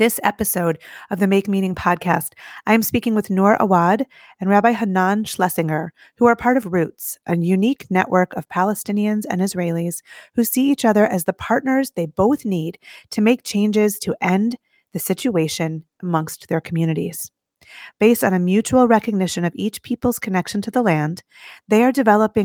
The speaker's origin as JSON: {"language": "English", "country": "United States", "said": "As an American Jew"}